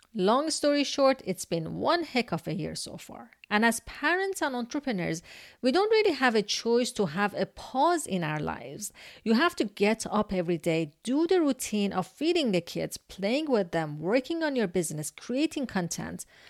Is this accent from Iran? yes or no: yes; Iran; I'm from Iran